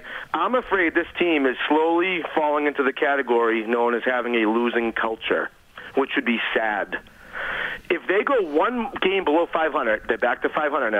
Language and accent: English; Boston, Massachusetts, United States; I'm from Boston.